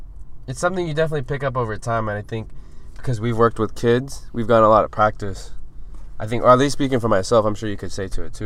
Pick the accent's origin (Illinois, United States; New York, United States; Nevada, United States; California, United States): California, United States; Orange; also born or lived in Santa Ana, California; when we moved from Santa Ana to Orange, yeah, like, Orange was the quote-unquote the suburb to Santa Ana, a lot more money, a lot more white people there